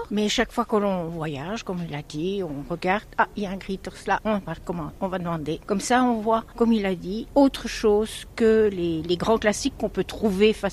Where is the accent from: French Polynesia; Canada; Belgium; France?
Belgium; Brussels, Brussels-Capital Region; now in Antwerp, Belgium; moi je suis pas d'Anvers, moi je suis de Bruxelles. Je suis une importée.